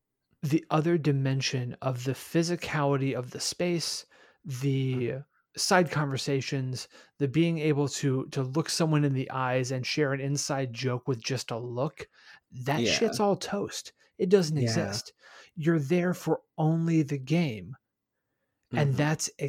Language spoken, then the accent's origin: English; Midwest, United States; I'm a Midwesterner. Near is anywhere within a 2-hour drive.